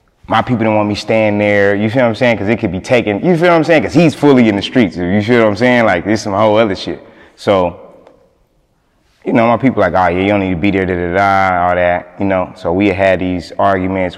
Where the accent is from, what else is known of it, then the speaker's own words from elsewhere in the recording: Kansas City, Kansas, United States; I'm from the Kansas side.